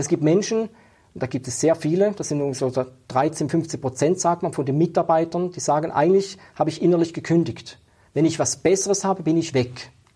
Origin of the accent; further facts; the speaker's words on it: Schaffhausen, Switzerland; ich bin in Schaffhausen aufgewachsen